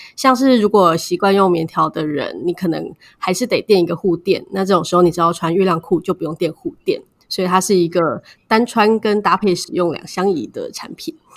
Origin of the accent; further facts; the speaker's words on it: Taiwan; 身为台湾人，在台湾这个地方